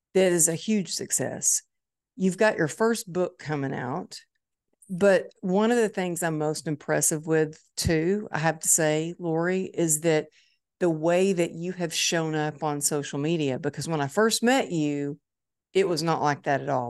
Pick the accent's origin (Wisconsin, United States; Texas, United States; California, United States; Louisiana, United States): Texas, United States; Dallas; It's my hometown